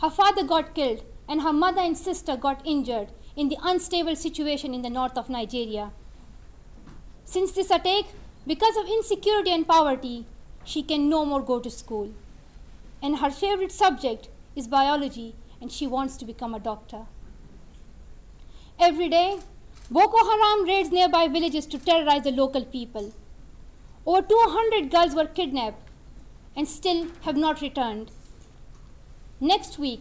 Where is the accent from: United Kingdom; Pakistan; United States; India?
Pakistan; Swat Valley, Khyber Pakhtunkhwa; my life in the beautiful valley of Swat in Pakistan